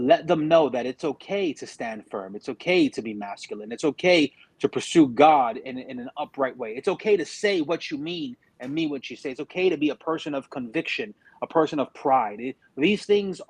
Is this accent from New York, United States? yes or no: yes; New York City, New York, United States; We grew up in Brooklyn, New York, in pretty rough areas, being raised by a single mom